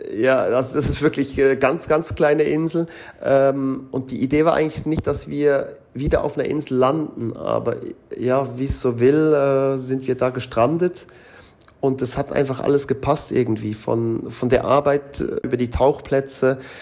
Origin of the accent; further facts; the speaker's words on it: Switzerland; moved away as an adult; also born or lived in Mexico; now in Curaçao; als Schweizer, wo halt vieles in der Schweiz durchorganisiert ist